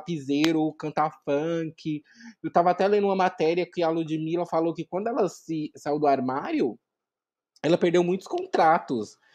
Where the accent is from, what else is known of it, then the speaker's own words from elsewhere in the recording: Vinhedo, São Paulo, Brazil; now in Campinas, Brazil; hoje eu moro em Campinas, mas eu sou de Vinhedo